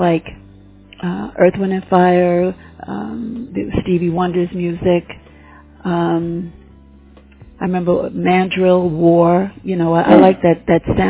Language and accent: English; New York City, New York, United States; I'm from New York City. I was born in Harlem, where I spent maybe the first 6 years of my life, and then my family and I, we moved to the Bronx, where I stayed until I went on my own. So, born and raised here